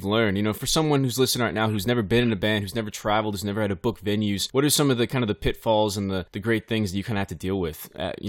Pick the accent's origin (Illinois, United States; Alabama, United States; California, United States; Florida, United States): California, United States; Bakersfield; I'm from Bakersfield, California, the heart of America, in my opinion, the West Texas, the West Coast.